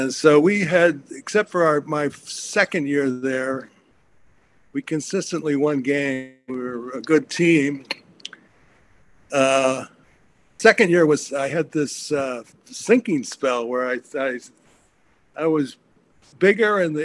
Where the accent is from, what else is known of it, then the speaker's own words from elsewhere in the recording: Syracuse, New York, United States; moved away as an adult; also born or lived in Western Massachusetts; I grew up in Syracuse Park, which was football crazy at that time.